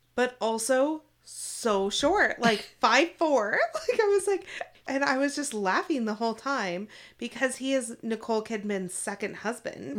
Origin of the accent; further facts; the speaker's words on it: Seattle, Washington, United States; I was from Seattle